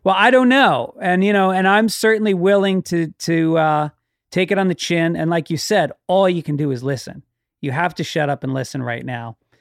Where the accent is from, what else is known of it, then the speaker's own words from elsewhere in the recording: Tarrytown, New York, United States; I grew up in Tarrytown